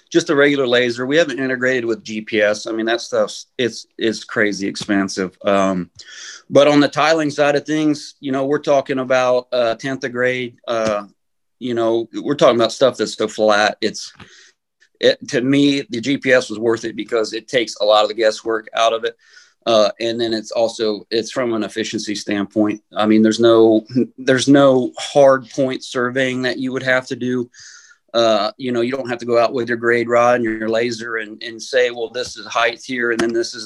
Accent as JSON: {"language": "English", "town": "Aledo", "region": "Illinois", "country": "United States", "tie": "born or raised there", "said": "I get to work for my hometown now"}